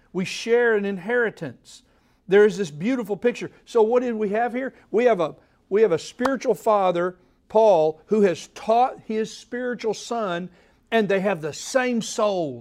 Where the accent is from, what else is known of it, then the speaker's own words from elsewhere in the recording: Oklahoma, United States; now in Tennessee, United States; when I was born in Oklahoma